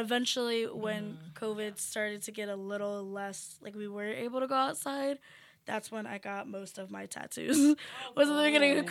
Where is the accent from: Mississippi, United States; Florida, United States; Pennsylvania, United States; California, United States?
Pennsylvania, United States; moved away